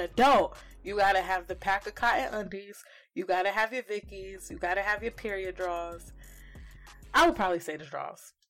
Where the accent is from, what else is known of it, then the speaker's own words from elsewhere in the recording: New Jersey, United States; moved away as an adult; also born or lived in Connecticut; now in Richmond, Virginia, United States; I am from New Jersey originally by way of Connecticut, but I live in Richmond, Virginia, came out here for college